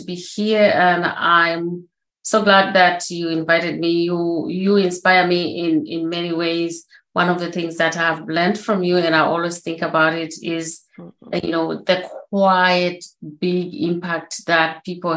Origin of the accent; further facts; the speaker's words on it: Zimbabwe; moved away; I was born in Zimbabwe, as you said, on a family. We had 8 siblings, so 7 girls, 1 boy